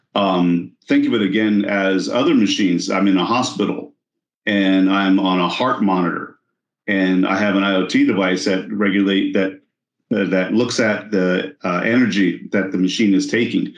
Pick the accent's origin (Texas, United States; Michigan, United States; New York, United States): Texas, United States; I'm from Texas